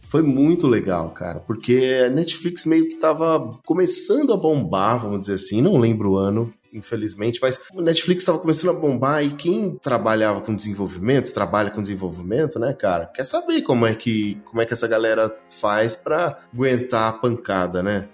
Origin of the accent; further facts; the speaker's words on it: Brazil; Como bom brasileiro